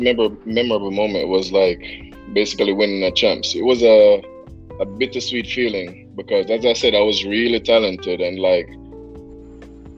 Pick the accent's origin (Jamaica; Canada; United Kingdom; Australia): Jamaica; Kingston; I'm from Delacue Park on Spanishtown Road in Kingston